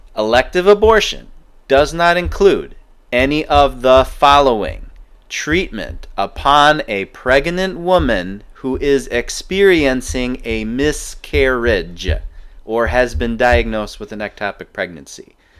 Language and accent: English; Ann Arbor, Michigan, United States; growing up in Ann Arbor